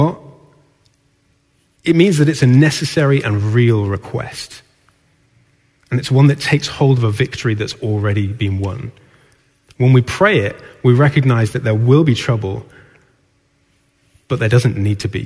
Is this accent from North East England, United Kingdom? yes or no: yes; Newcastle upon Tyne, North East England, United Kingdom; I grew up in Newcastle